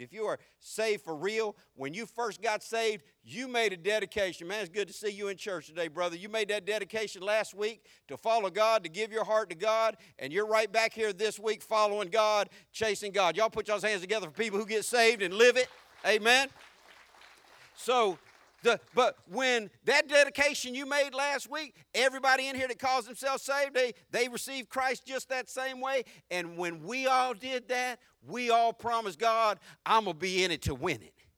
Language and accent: English; the South, United States; accent: southern; I'm more southern than I'm country